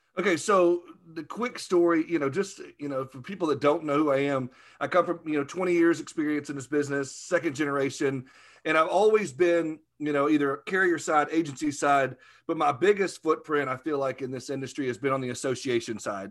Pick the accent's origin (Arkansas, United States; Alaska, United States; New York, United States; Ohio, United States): Arkansas, United States